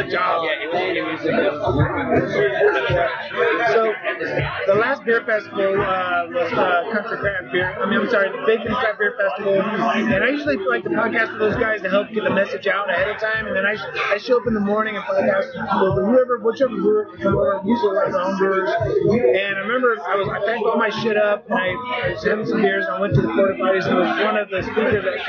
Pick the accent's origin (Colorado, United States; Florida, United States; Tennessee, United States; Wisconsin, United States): Florida, United States; moved away; I grew up in Florida